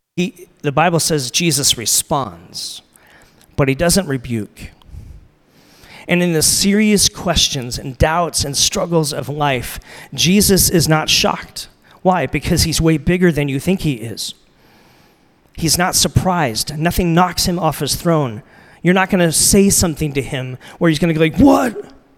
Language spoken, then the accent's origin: English; United States; I'm American